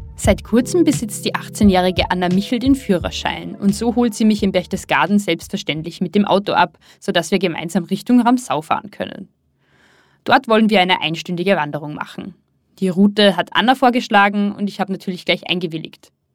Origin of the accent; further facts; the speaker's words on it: Pinzgau, Salzburg, Austria; ich bin im sogenannten Innergebirg im Salzburger Pinzgau aufgewachsen